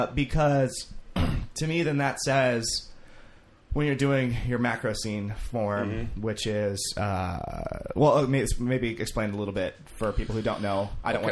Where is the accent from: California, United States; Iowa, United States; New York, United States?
California, United States; Vacaville; Right between Sacramento and San Francisco.